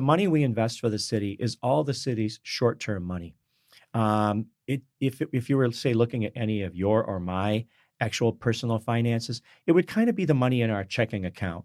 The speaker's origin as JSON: {"language": "English", "region": "Michigan", "country": "United States", "tie": "born or raised there", "said": "I grew up in Michigan"}